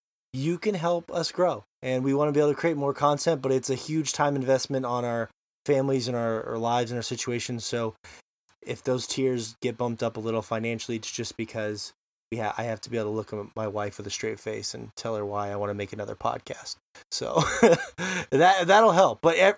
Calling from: Montana, United States; and of course, I am joining from Montana.

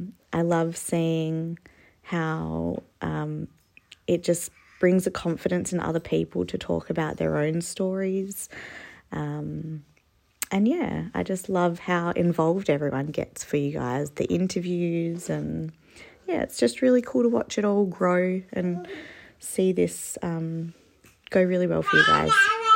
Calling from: Perth, Western Australia, Australia; I'm listening from Perth.

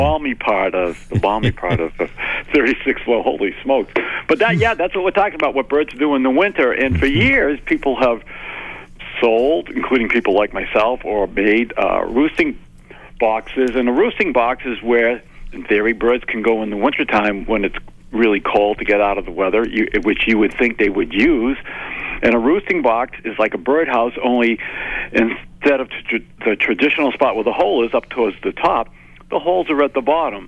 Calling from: Jackson Hole, Wyoming, United States; I'm calling from Jackson Hole, Wyoming

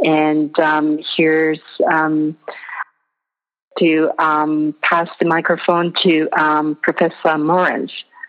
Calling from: Nepal; I'm calling from Nepal. It's just past midnight here.

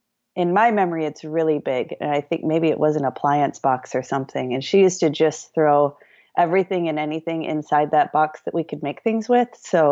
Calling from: Shakopee, Minnesota, United States; Right now I'm in Shakopee, Minnesota. My studio is in Minneapolis and I live in Shakopee, just half an hour south of Minneapolis.

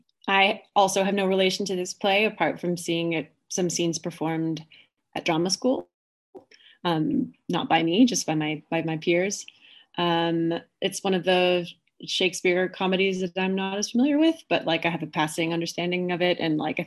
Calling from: New York City, New York, United States; Did I say where I'm from? Brooklyn. Calling in from Brooklyn.

